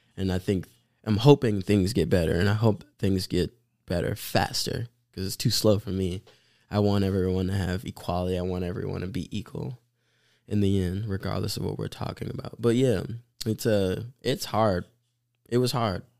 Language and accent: English; Milwaukee, Wisconsin, United States; growing up in Milwaukee for, like, you know, most of my life